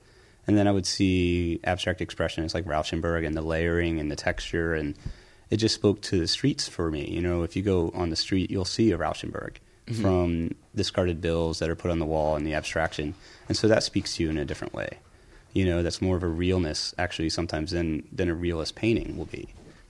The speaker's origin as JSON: {"language": "English", "region": "Pennsylvania", "country": "United States", "tie": "born or raised there", "said": "I grew up outside Philly, so I would go to the Philadelphia Museum of Art"}